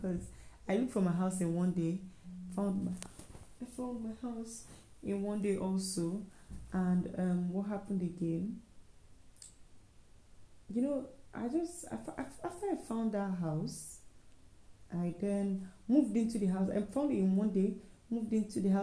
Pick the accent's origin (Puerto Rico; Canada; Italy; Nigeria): Nigeria; I am a Nigerian.